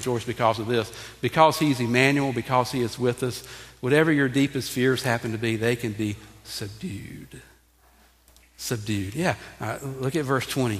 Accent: Graniteville, United States; moved away; where I grew up in Graniteville

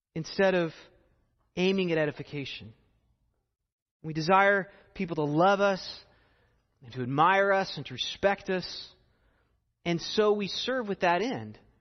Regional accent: United States

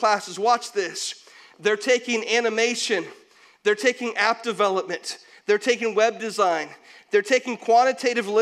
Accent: St. Petersburg, Florida, United States; I grew up in St. Pete, so we had salt water all around us.

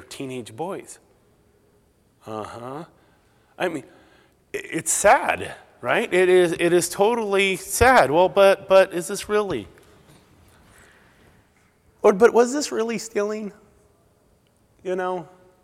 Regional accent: Southern California, United States; moved away; I'm more from Southern California originally

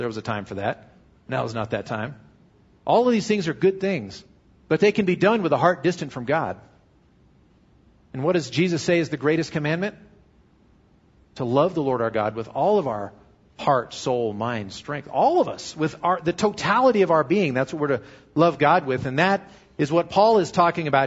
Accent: United States; I'm an American Christian

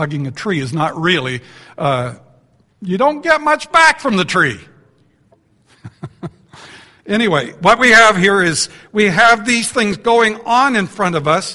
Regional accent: Canada; I'm from Canada.

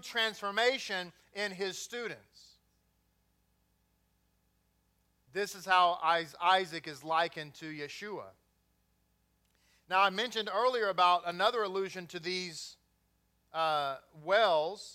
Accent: Grapevine, Texas, United States; also born or lived in Bedford, Texas; Grew up in Grapevine

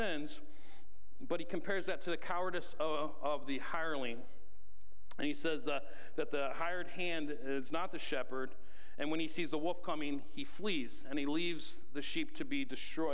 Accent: Ohio, United States; growing up in Ohio, when I think of green pastures, I think of really lush, green, tall grass

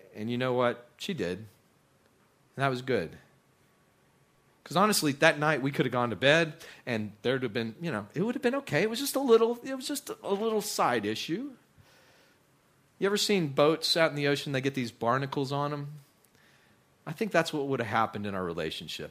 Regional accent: West Texas, United States; moved away; also born or lived in Midland, Texas / South Louisiana; I, I grew up in West Texas.

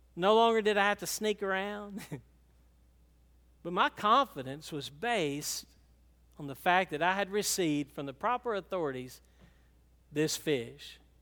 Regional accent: Franklin, Georgia, United States; We were from Franklin

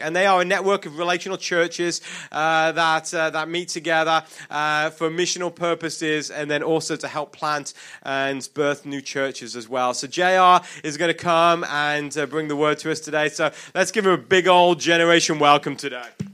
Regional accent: United Kingdom; accent: British; it's my British accent

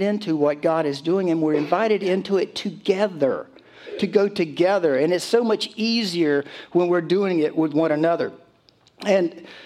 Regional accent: Conway, South Carolina, United States; Conway's on my mind. That's my hometown

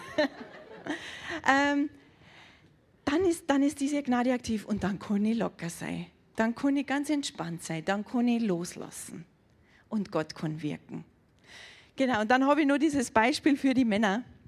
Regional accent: Germany; bei uns in Deutschland.

